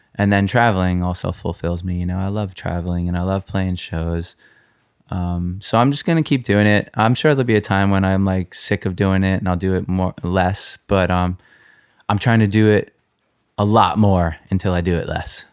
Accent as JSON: {"language": "English", "region": "New York", "country": "United States", "tie": "born or raised there", "said": "I grew up here in New York"}